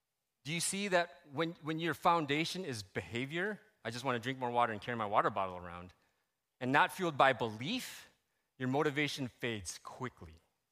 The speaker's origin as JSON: {"language": "English", "country": "Philippines", "said": "People called me …, right? I'm Filipino."}